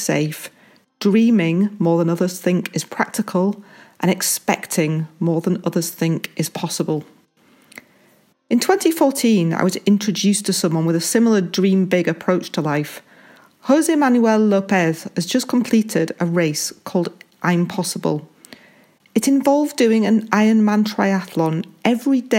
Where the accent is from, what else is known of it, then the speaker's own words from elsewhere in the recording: Halifax, Yorkshire and the Humber, United Kingdom; I was born in the West Yorkshire town of Halifax, England